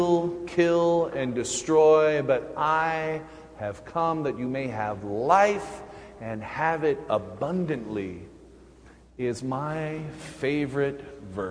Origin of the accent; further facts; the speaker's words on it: Clearfield, Utah, United States; growing up in Utah, at Clearfield, my youth group was about three people